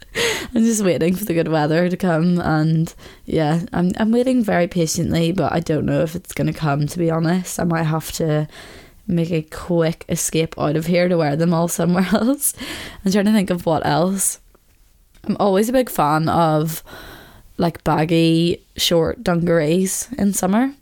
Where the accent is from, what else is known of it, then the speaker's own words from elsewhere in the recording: Belfast, Northern Ireland, United Kingdom; growing up in Belfast